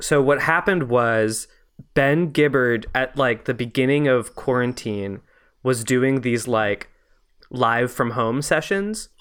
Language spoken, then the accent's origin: English; Montreal, Quebec, Canada; I grew up in, uh, Montreal